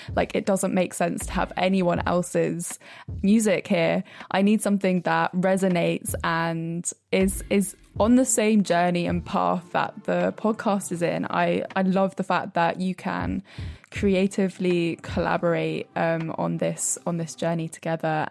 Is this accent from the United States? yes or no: no; Brighton, South East England, United Kingdom; now in London, United Kingdom; I'm in Brighton